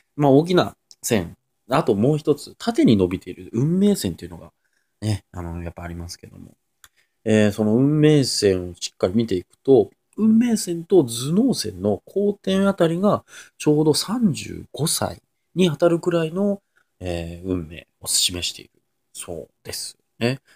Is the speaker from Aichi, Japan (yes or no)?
yes; near Nagakute, Aichi, Japan; born or raised there